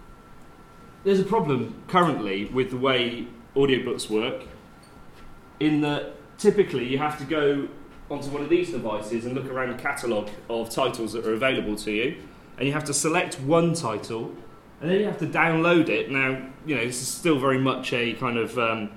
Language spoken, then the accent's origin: English; Bath, South West England, United Kingdom; also born or lived in Oxford / Bristol; I transferred to the one in Bath, which is my hometown